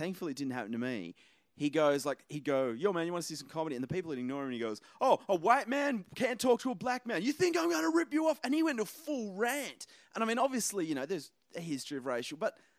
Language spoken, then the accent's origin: English; Australia; moved away; I'm from Australia.